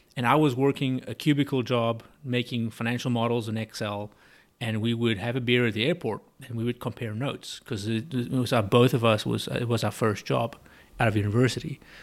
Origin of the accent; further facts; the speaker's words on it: South Africa; moved away as an adult; also born or lived in South Texas; now in Katy, United States; I was born and bred in South Africa